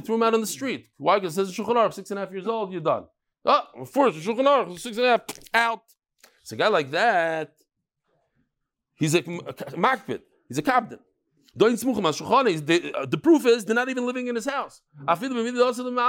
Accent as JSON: {"language": "English", "town": "Lakewood", "region": "New Jersey", "country": "United States", "tie": "born or raised there", "said": "I was born in Lakewood"}